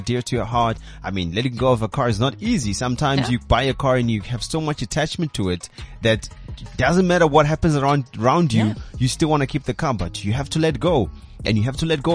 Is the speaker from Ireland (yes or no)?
no; KwaZulu-Natal, South Africa; I'm from KZN